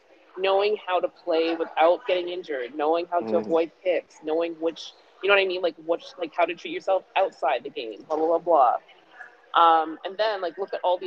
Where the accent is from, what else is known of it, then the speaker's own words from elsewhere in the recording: Toronto, Ontario, Canada; I went to Lawrence Park